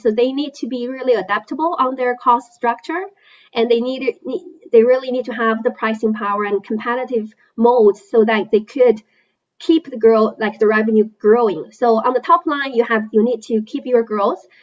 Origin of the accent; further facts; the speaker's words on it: China; moved away; I was born and raised in China.